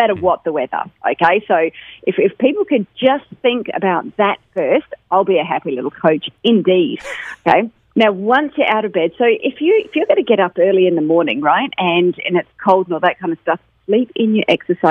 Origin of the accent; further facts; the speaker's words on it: United Kingdom; moved away; I'm British